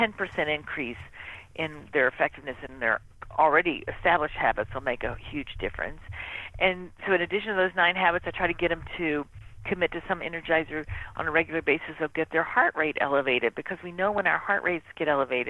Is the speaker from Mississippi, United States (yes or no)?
yes; Mississippi, United States; I grew up in Mississippi